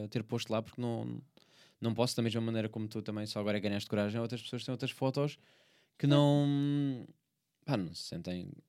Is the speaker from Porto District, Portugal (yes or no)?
no; Sintra, Lisbon, Portugal; Sou tipo de Sintra.